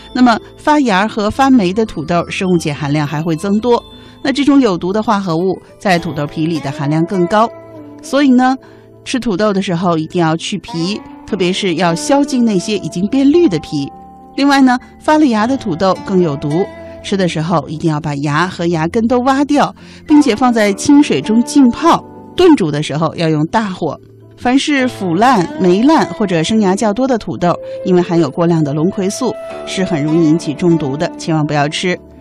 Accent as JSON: {"language": "Chinese", "country": "China", "said": "我们中国人"}